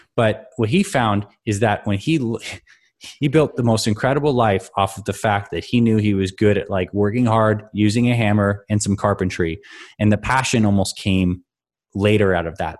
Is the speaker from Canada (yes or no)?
yes; Canada; I grew up in Canada, so I skied a lot